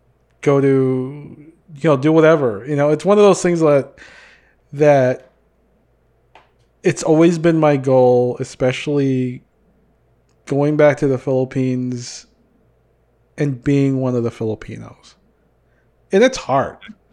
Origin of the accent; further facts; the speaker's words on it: United States; every time I open up my mouth, they know I'm from the United States because of the accent's not there. or I have like broken freaking Bisaya or whatever.